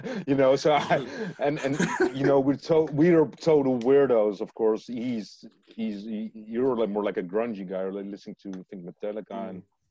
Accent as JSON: {"language": "English", "town": "Leiden", "region": "South Holland", "country": "Netherlands", "said": "I'm from Leiden. We're not from Rotterdam"}